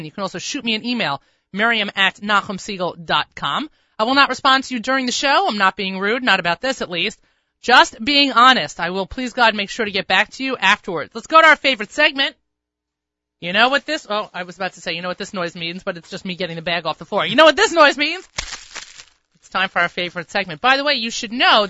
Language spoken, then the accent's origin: English; Long Island, New York, United States; Long Island